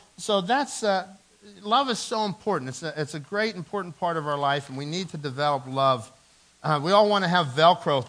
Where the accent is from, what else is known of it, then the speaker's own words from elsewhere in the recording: Dormont, Pennsylvania, United States; my good friend Phil Allen and I, we grew up in Dormont